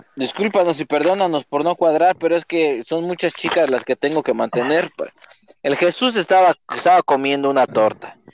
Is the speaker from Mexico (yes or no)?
yes; Nezahualcóyotl, State of Mexico, Mexico; moved away; De Nesa